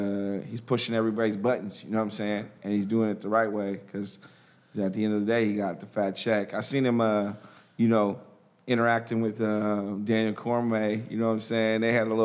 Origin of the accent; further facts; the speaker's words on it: Nigeria; the thing about it is my boy is Nigerian. I'm Nigerian.